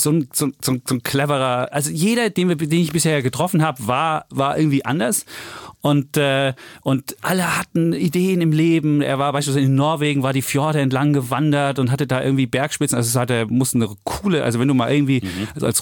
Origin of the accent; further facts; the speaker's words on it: East Germany, Germany; Aber ich werde auch nicht mehr CEO als Ossi.